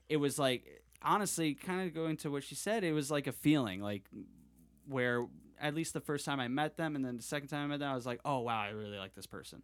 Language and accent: English; Connecticut, United States; moved away; I'm from Connecticut or from the East Coast